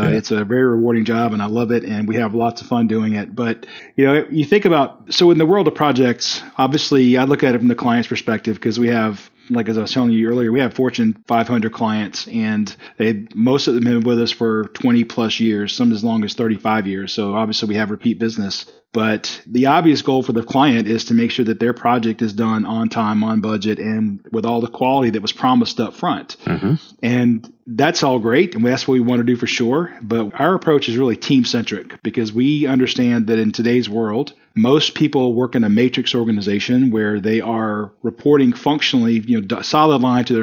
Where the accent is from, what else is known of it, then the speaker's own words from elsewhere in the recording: South Carolina, United States; So I grew up in South Carolina, although nobody will be able to tell it on this call because I don't talk slow at all.